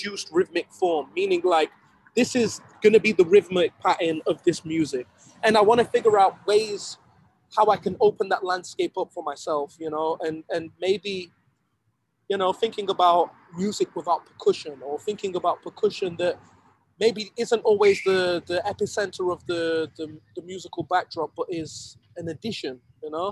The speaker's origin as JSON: {"language": "English", "town": "Sheffield", "region": "Yorkshire and the Humber", "country": "United Kingdom", "tie": "born or raised there", "said": "my hometown of Sheffield"}